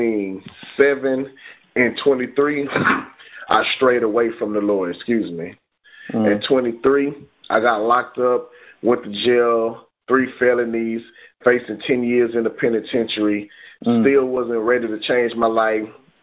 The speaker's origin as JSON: {"language": "English", "town": "Bay City", "region": "Texas", "country": "United States", "said": "I come from what they call Bkelfa, Texas, Bay City, Texas"}